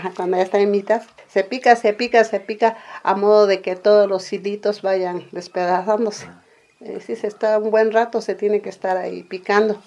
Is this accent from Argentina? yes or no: no; San Jerónimo Tecóatl, Oaxaca, Mexico; soy originaria de San Jerónimo Tecuatl